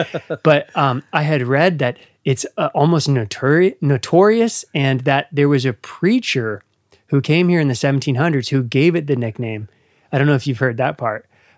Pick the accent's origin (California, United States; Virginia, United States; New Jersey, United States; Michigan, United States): Virginia, United States; Northern; moved away as an adult; also born or lived in Blue Ridge Mountains, Virginia / Allegheny Highlands, West Virginia; now in West Virginia, United States; I grew up in Northern Virginia.